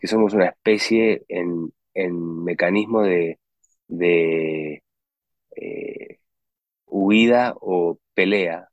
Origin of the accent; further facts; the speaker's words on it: Uruguay; moved away as an adult; also born or lived in United States; yo nací, nací en Uruguay, en, un tiempo en Uruguay que era muy simple, no habían supermercados, no, mi mamá cocinaba la comida